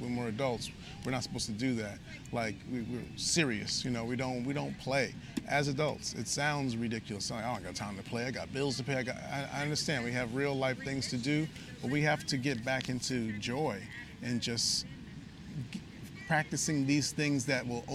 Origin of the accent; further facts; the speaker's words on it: New York, United States; we're from New York